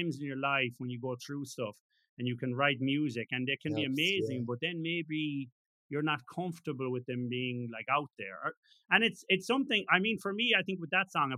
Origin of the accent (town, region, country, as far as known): Ireland